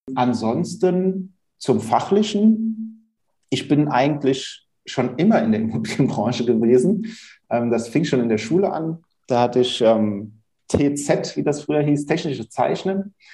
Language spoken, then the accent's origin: German; Hunsrück, Rhineland-Palatinate, Germany; also born or lived in Mainz / Bingen / Bad Kreuznach; Inzwischen bin ich wieder in meine alte Heimat, wo ich auch groß geworden bin, äh, gezogen, nämlich in den schönen Hunsrück